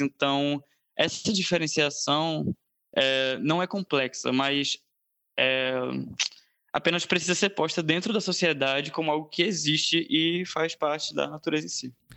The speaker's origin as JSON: {"language": "Portuguese", "country": "Brazil", "also_born_or_lived": "Recife", "said": "tenho 19 anos, brasileiro"}